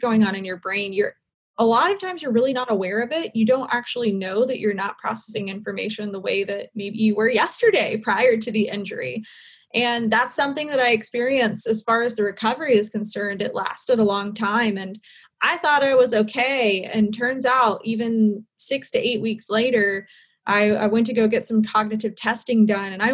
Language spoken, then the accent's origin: English; Charlotte, North Carolina, United States; also born or lived in Seattle / Wilmington, North Carolina / Miami; I grew up in Charlotte, North Carolina